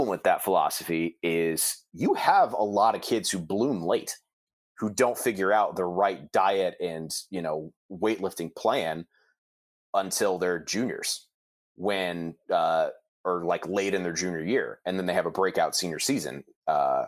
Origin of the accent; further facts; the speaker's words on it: Ohio, United States; I grew up in Ohio